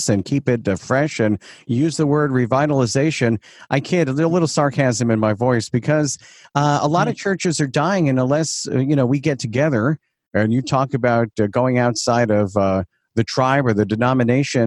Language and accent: English; Long Island, New York, United States; accent: Long Island; my Long Island accent.